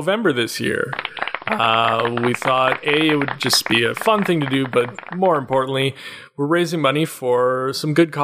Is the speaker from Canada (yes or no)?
yes; Canada; we're still Canadian